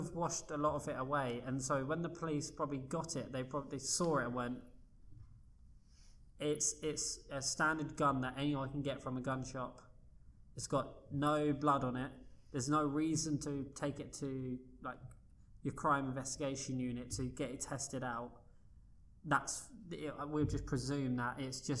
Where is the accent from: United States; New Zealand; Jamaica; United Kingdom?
United Kingdom; as a British person